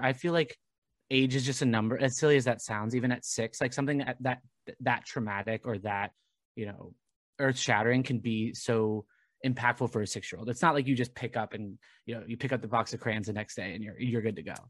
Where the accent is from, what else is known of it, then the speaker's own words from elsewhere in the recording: Southern Orange County, California, United States; I grew up in Southern Orange County